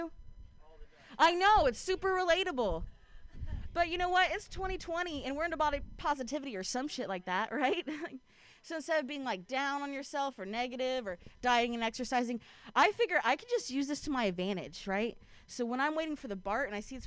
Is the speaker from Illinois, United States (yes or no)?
no; Ohio, United States; now in Bay Area, United States; I grew up in Ohio.